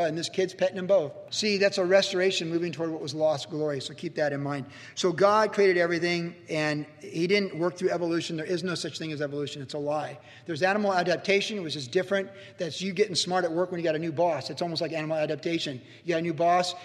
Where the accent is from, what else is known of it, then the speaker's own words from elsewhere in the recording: Quantico, Virginia, United States; also born or lived in Cleveland, Ohio; as a kid growing up in Quantico